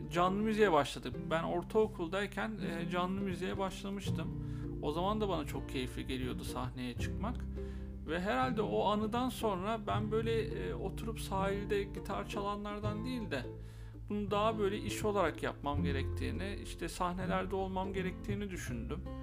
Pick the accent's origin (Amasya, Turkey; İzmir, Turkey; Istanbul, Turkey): İzmir, Turkey; Izmir, Turkey; bin dokuz yüz seksen yedi İzmir'de doğdum. Ee, hayatımın büyük bir kısmını da İzmir'de geçirdim.